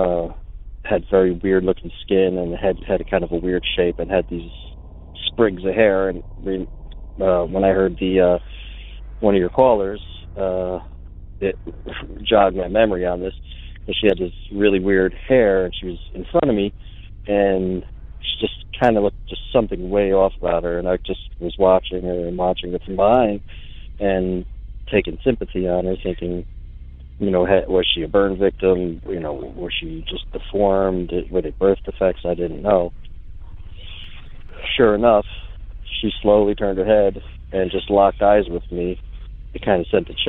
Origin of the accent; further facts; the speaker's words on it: coastal South Carolina, United States; I'm from South Carolina, coastal.